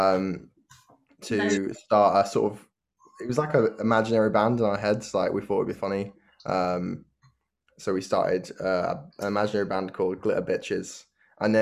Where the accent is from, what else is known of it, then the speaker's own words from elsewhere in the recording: Cheshire, North West England, United Kingdom; now in Bury St Edmunds, United Kingdom; I'm from Cheshire in England